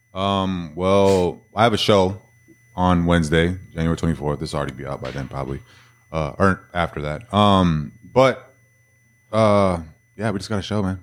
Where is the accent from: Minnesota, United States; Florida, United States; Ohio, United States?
Minnesota, United States; now in Texas, United States; everybody knows I'm from Minnesota because all I wear is Minnesota gear